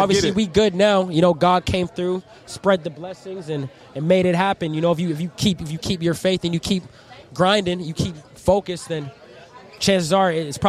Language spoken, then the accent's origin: English; Boston, Massachusetts, United States; Well, they call them Bostonians, but I wouldn't even. I'm a Bostonian, but like I said, I lived all over.